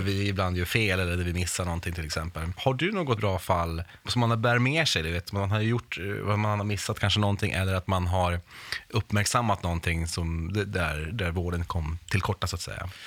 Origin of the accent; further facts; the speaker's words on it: Norrbotten County, Sweden; själv kommer jag från Norrbotten